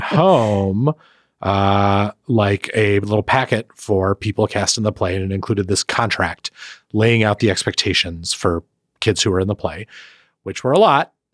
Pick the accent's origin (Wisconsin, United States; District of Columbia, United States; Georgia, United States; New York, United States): Wisconsin, United States; Milwaukee; moved away; Milwaukee, my hometown